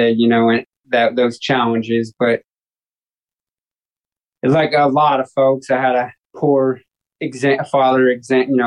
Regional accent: Long Beach, California, United States; I came from Long Beach, California, and was born and raised there in 1984

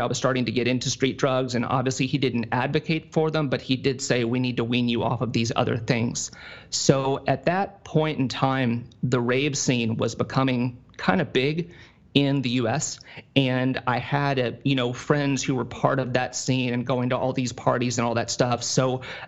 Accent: Tennessee, United States; now in Ohio, United States; my hometown, in Tennessee

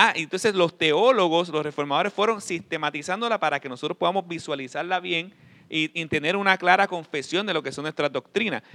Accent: Puerto Rico; yo, yo soy boricua

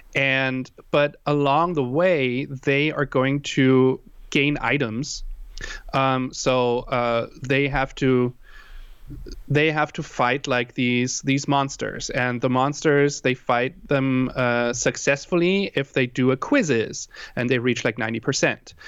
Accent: Germany; also born or lived in Hawaii; now in San Diego, United States; I am originally from Germany. That's why I have that weird, uh, uh, what, what would you call it, accent

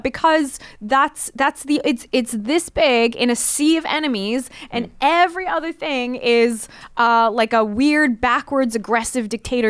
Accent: Israel; moved away; Well, I'm an Israeli Jew. I was born in Israel.

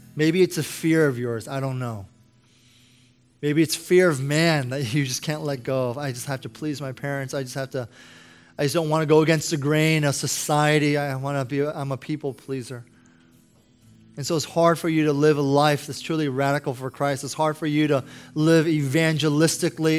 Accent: United States; I'm American

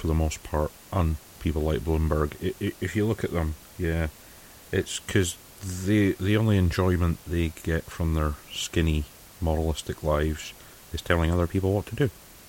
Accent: Scotland, United Kingdom; I'm Scottish.

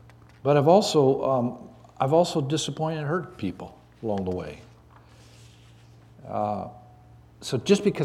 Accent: Canada; also born or lived in Dallas, Texas; now in South Boston, United States; I grew up in Canada.

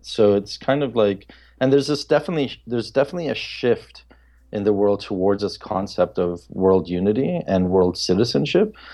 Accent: Papua New Guinea; a couple of really close friends that I grew up with in Papua New Guinea

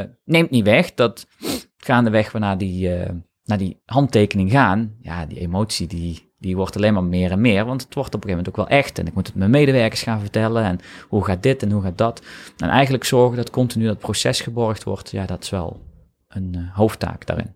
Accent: North Brabant, Netherlands; ik kom uit Brabant

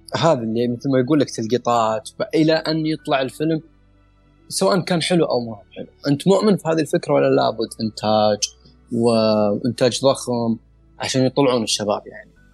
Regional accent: Saudi Arabia; احنا كشباب سعوديين

